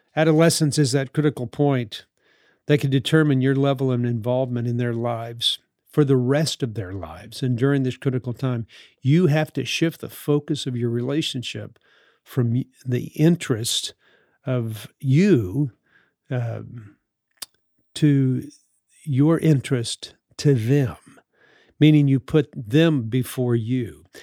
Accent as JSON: {"language": "English", "town": "New Orleans", "region": "Louisiana", "country": "United States", "tie": "born or raised there", "said": "the time that I grew up in New Orleans in the sixties"}